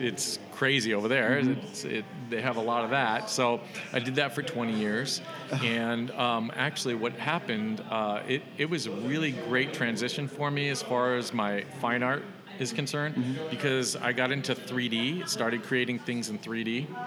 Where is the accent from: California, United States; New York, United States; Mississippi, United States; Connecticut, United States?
California, United States; Los Gatos; I grew up in the Bay Area